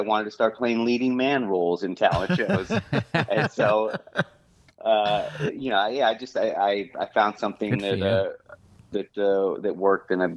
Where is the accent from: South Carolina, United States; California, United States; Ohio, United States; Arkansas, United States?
California, United States; San Bruno; moved away as an adult; also born or lived in Los Angeles; I was from San Bruno, a fish town